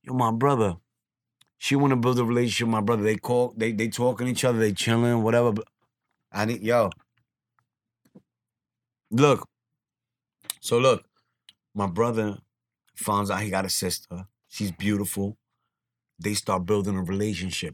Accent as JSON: {"language": "English", "town": "New York City", "region": "New York", "country": "United States", "tie": "born or raised there", "said": "I grew up on Gun Hill in Decatur my whole life"}